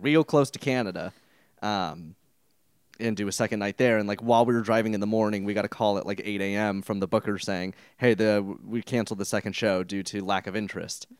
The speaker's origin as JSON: {"language": "English", "town": "El Dorado Hills", "region": "California", "country": "United States", "tie": "born or raised there", "said": "my hometown of fabulous El Dorado Hills"}